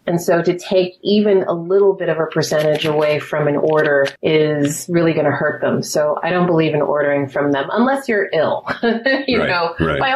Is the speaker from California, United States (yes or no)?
yes; Altadena, California, United States; also born or lived in Mount Vernon, New York; I grew up in Altadena